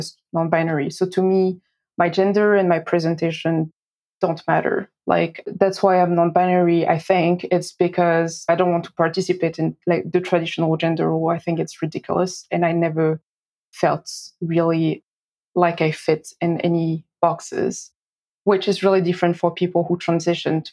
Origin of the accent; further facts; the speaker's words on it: France; moved away as an adult; also born or lived in Boston, United States; now in Auckland, New Zealand; I was born and raised in France